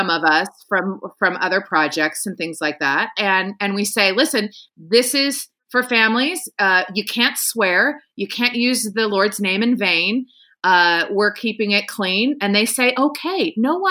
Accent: Nebraska, United States; growing up in Nebraska, which was a very religious community

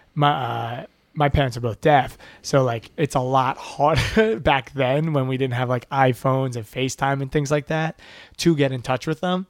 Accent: Levittown, New York, United States; moved away as an adult; also born or lived in Boston; I grew up in Levittown, which is, like, one of the original suburbs

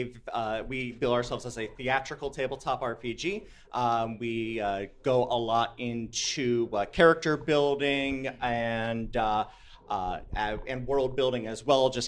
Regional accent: Bowling Green, Ohio, United States; the city that I'm from. I'm from Bowling Green, Ohio

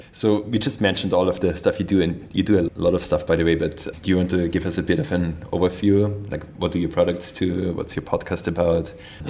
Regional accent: Austria; So I'm from Austria, so that's where I went skiing.

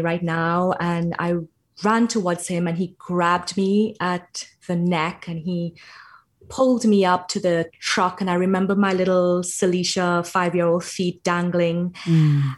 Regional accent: Trinidad & Tobago; I grew up in Trinidad in the Caribbean

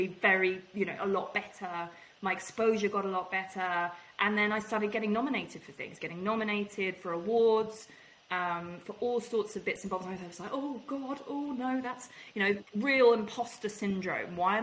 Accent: England, United Kingdom; I'm English

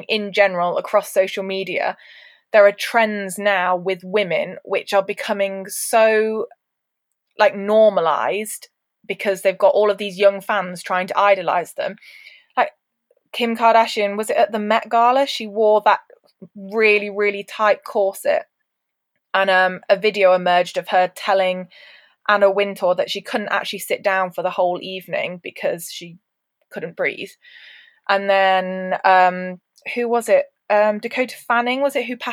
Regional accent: United Kingdom; would we be British

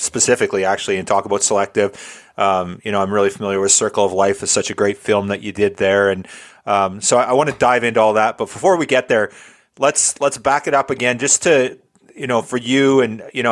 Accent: Alberta, Canada; I grew up in Alberta

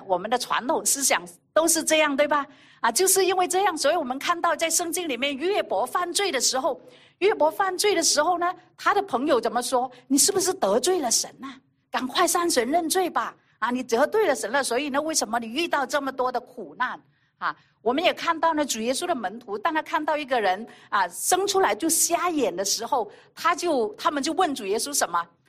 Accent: China; 有很多时候在我们的那个传统里面啊，以色列人也好，我们中国人也好

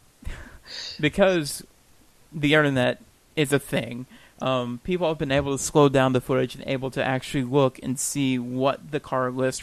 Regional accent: United States; we're American.

